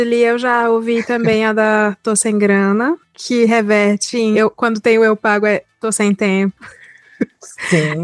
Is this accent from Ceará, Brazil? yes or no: yes; Ceará, Brazil; moved away as an adult; now in São Paulo, Brazil; sou cearense, sou do Nordeste